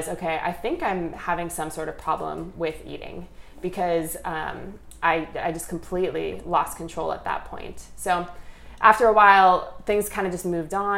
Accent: suburb of St. Paul, Minnesota, United States; moved away as an adult; now in California, United States; I grew up in the Midwest. I'm from a suburb of St. Paul, Minnesota, and eventually moved to California for college

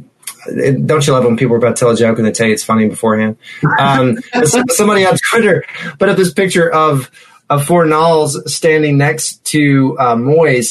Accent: United States; as an American

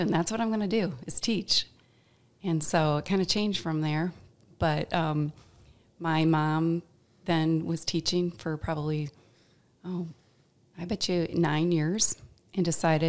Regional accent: Mankato, Minnesota, United States; Our family moved here when I was four

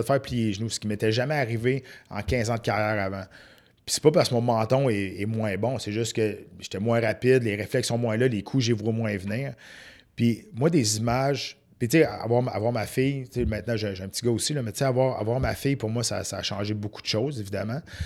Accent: Saint-Narcisse, Quebec, Canada; je viens d'un petit village de Saint-Narcisse

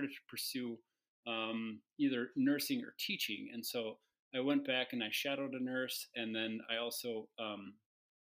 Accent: Minnesota, United States; I grew up in Minnesota in a suburb

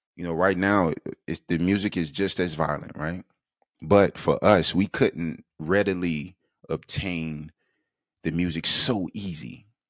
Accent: South Carolina, United States; Born and raised in South Carolina

